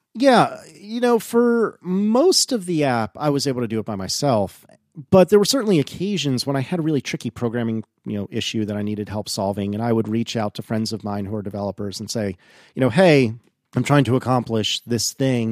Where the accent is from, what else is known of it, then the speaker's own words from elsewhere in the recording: East Coast, United States; a snooty East Coast American like me.